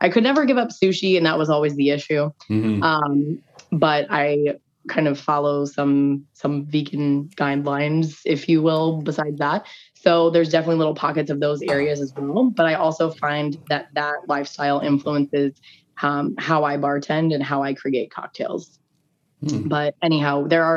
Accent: Indianapolis, Indiana, United States; also born or lived in Syracuse, New York; now in Tampa Bay, United States; I am originally from Indianapolis

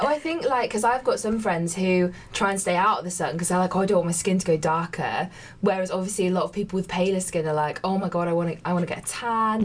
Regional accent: Birmingham, West Midlands, United Kingdom; moved away as an adult; now in Manchester, United Kingdom; I come from Birmingham, so another big city.

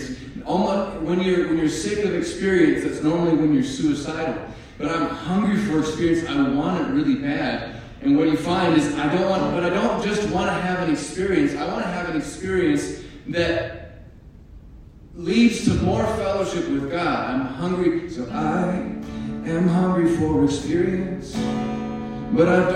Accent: Alaska, United States; moved away as an adult; also born or lived in Durango, Colorado; now in Texas, United States; I am not from Texas. I am from Alaska. I was born and raised on a little island. I grew up on a fishing boat

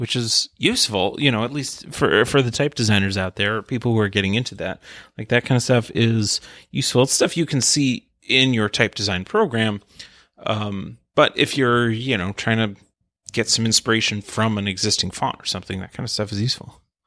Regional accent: United States; I'm American

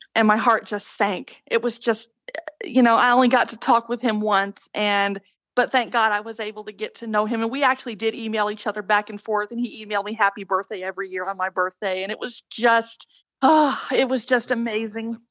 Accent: Mississippi, United States; also born or lived in the South; now in Seattle area, Washington, United States; I grew up in Mississippi and all through the South

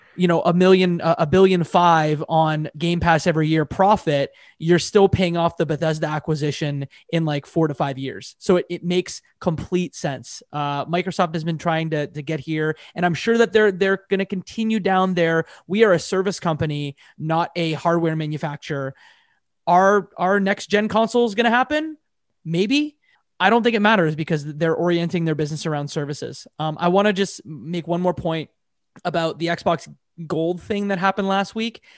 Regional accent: Canada; I'm a Canadian

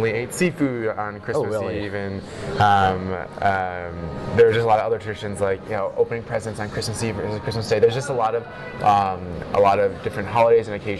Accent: Rochester, New York, United States; moved away as an adult; also born or lived in Taiwan; I grew up in Rochester, New York, upstate New York.

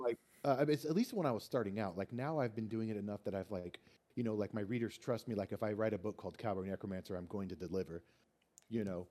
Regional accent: Austin, Texas, United States; moved away; I'm from Texas originally. I'm from Austin, Texas. And so I grew up with Tex-Mex

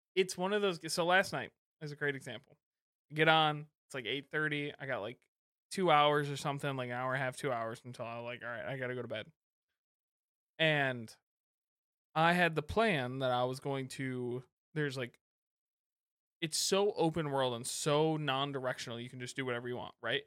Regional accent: Michigan, United States; I'm from Michigan

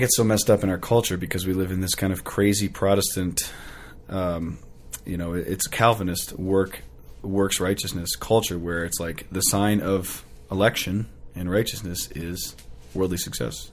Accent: United States; as an American

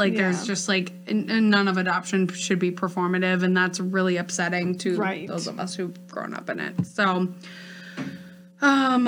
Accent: Northfield, United States; I grew up in Northfield. It's like, there wasn't that much diversity there.

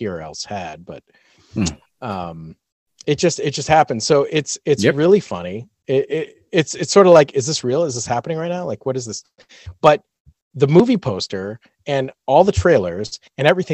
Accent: United States; I'm American

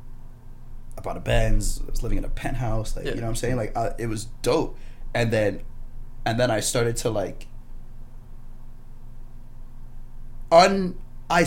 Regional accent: Brampton, Ontario, Canada; I grew up in Brampton. I grew up with these guys.

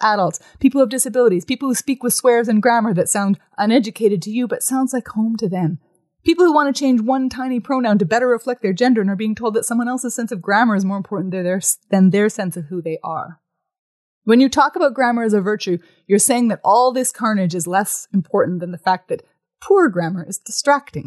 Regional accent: Canada; I'm a Canadian visiting

